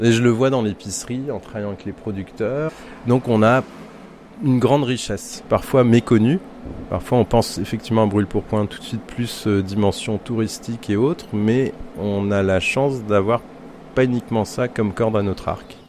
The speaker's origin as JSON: {"language": "French", "town": "Blois", "region": "Centre-Val de Loire", "country": "France", "tie": "born or raised there", "moved": "as an adult", "said": "J'ai fait le choix de revenir en région Centre-Val de Loire où j'ai grandi, petit, euh, dans le Blésois, dans le Val de Cher"}